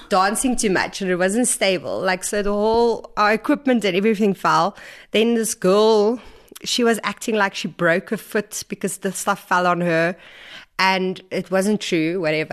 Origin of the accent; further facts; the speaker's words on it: Vanderbijlpark, Gauteng, South Africa; moved away as an adult; also born or lived in Stellenbosch; I grew up in Farabelle Park